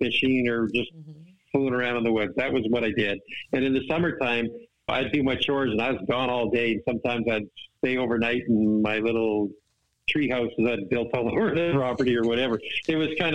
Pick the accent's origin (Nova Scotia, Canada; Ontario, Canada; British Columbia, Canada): British Columbia, Canada; Vancouver Island; I grew up on Vancouver Island, British Columbia in Canada.